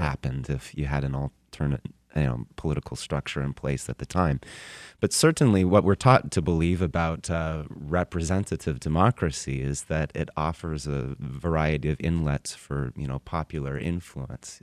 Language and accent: English; Tacoma, Washington, United States; moved away; my hometown of Tacoma, Washington